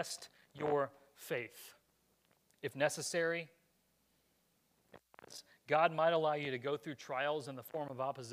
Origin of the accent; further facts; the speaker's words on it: United States; this nation is where I was born, and Lord willing, where I get to raise my kids